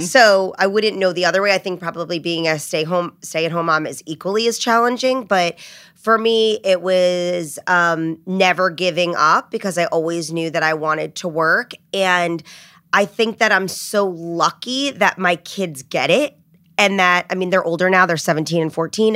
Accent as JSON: {"language": "English", "region": "New Jersey", "country": "United States", "tie": "born or raised there", "also_born_or_lived": "Rhode Island", "said": "I grew up in New Jersey. I'm a Jersey girl"}